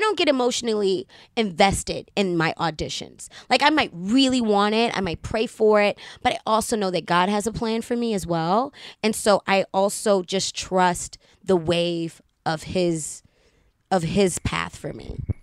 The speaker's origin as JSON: {"language": "English", "town": "Baltimore", "region": "Maryland", "country": "United States", "said": "I'm from Baltimore City"}